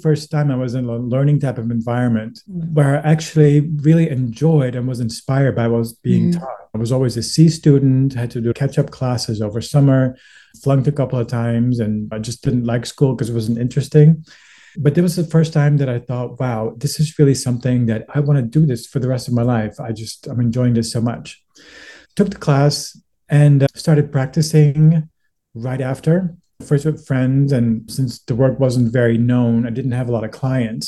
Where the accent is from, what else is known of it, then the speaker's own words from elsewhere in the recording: Netherlands; moved away as an adult; now in Los Angeles, United States; I was born and raised in the Netherlands